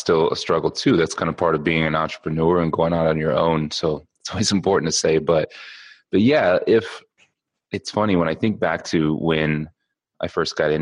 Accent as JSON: {"language": "English", "area": "just outside of Ann Arbor", "region": "Michigan", "country": "United States", "tie": "born or raised there", "said": "I grew up in Michigan, just outside of Ann Arbor."}